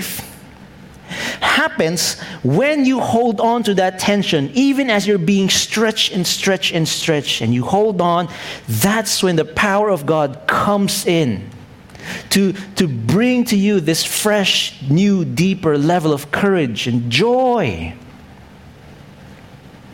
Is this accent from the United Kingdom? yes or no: no; Philippines; I'm still a Filipino Chinese. That's my heritage